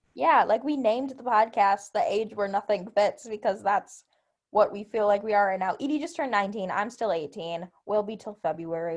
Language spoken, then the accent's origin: English; Milwaukee, Wisconsin, United States; I'm from Milwaukee, Wisconsin